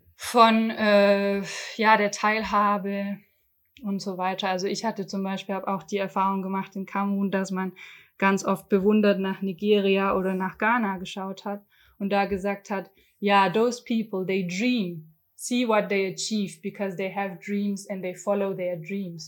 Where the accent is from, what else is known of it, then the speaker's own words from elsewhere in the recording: Germany; ich bin äh, weiße Deutsche, in Deutschland geboren